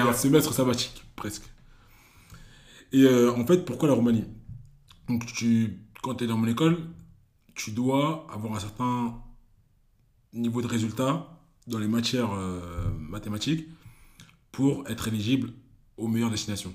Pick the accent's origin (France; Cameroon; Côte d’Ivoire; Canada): Cameroon; je suis Camerounais